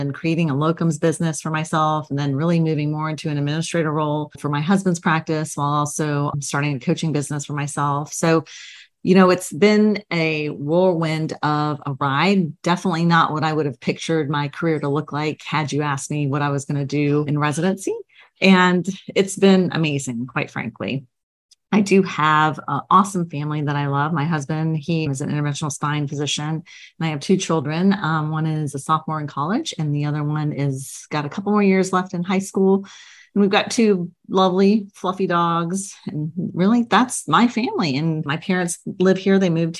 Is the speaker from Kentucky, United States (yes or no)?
no; Queens, New York, United States; I grew up all over the United States. I was born in Queens, New York. So kind of from your original neck of the woods and moved all over, like I said, the States with my family.